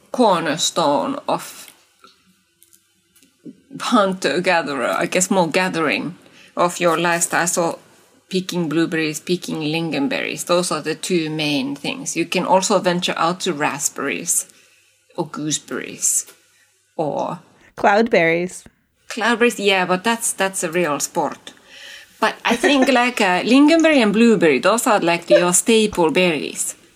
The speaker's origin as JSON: {"language": "English", "area": "Eastern Finland", "region": "North Karelia", "country": "Finland", "said": "I am from Kola slash Pohjois-Karjala, so Eastern Finland."}